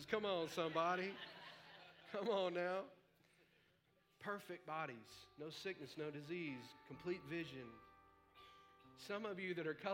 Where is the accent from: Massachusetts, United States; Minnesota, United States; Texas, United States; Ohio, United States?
Texas, United States; we're all going to be frozen to death in the house because we're from Texas and there's a foot of snow